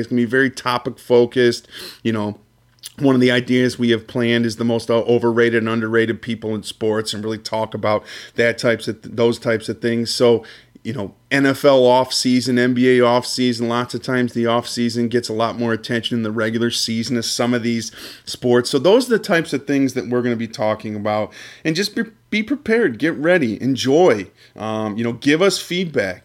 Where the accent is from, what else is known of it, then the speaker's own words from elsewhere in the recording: Cleveland, Ohio, United States; Me and Luke are both from, both from the Cleveland area